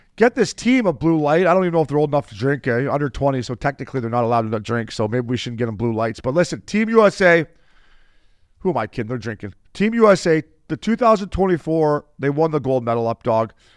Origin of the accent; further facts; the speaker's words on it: Canada; As a Canadian